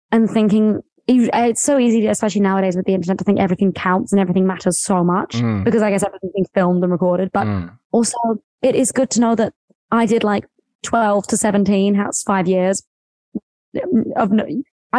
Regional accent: West Sussex, near Brighton, South East England, United Kingdom; I'm from like a really small town near Brighton, which is on the coast. And then I grew up for most of my life in, a very small town, sort of cows

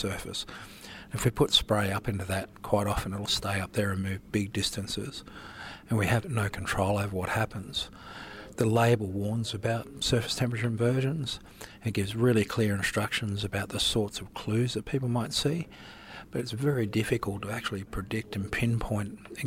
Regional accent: Darling Downs, Queensland, Australia; I'm from the Darling Downs

